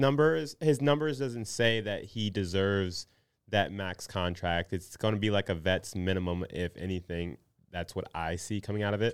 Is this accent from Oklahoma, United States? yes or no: no; Minnesota, United States; a Minnesotan